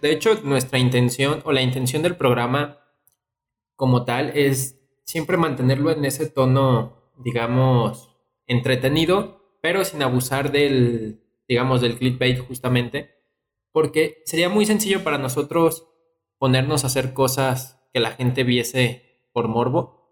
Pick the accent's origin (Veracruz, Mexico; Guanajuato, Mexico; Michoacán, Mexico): Guanajuato, Mexico; León; como leonés